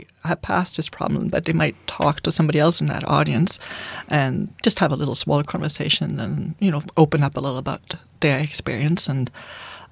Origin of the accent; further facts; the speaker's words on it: Sweden; English is a second language; now in Canada; I'm from Sweden. We say it differently over there